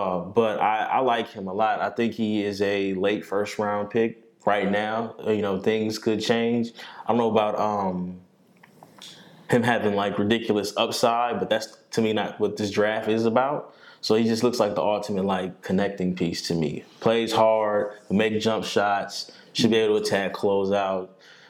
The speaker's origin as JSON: {"language": "English", "town": "Omaha", "region": "Nebraska", "country": "United States", "said": "We're from Omaha."}